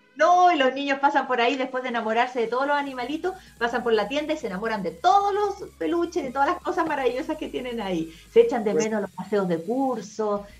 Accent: Chile; como somos copuchentos los chilenos

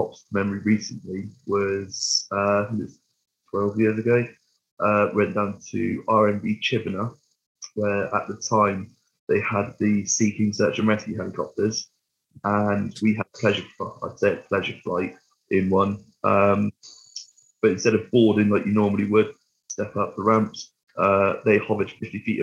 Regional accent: Weston-super-Mare, near Bristol, South West England, United Kingdom; I'm from Western, so down Bristol Way, southwest

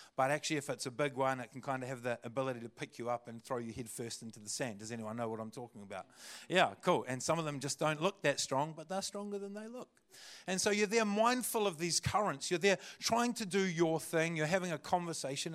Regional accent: Christchurch, Canterbury, New Zealand; also born or lived in Kaiapoi, North Canterbury; I was born and raised in Aotearoa Christchurch

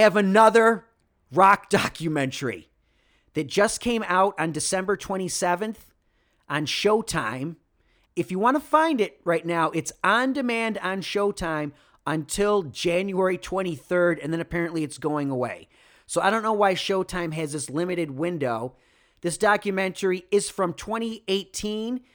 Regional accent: Rochester, New York, United States; moved away; also born or lived in California; my hometown of Rochester, New York

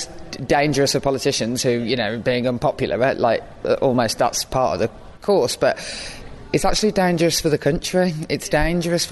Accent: Birmingham, West Midlands, United Kingdom; accent: Birmingham; girl growing up in Birmingham

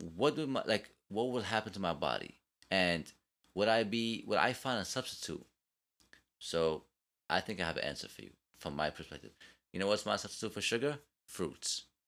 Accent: New York, United States; I'm from New York, I talk fast

